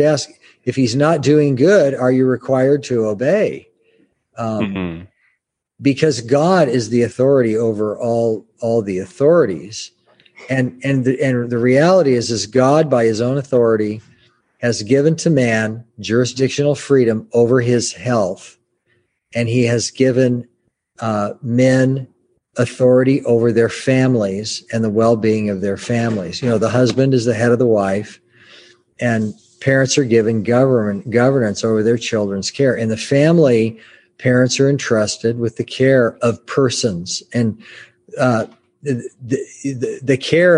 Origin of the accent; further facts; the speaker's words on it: United States; I'm an American.